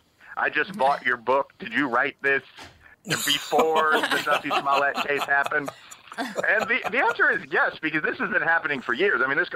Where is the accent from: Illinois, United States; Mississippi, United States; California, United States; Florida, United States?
Illinois, United States; Chicago; I'm actually, as I've mentioned, I'm from Chicago. People joke about my old neighborhood having sort of urban mob affiliations